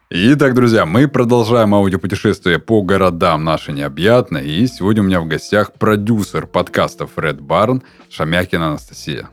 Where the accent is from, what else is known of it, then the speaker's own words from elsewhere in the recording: Surgut, Khanty-Mansi Autonomous Okrug, Russia; now in Krasnodar, Russia; до моего родного города, до Сургута